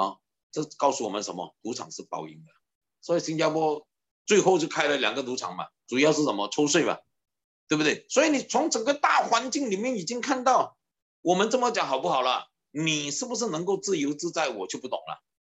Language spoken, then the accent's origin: Chinese; Guangdong, China; 我们广东人讲胆三胆快啊，对不对？